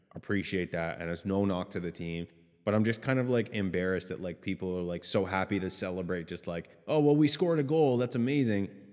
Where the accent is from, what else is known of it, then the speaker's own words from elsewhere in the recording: Canada; I'm Canadian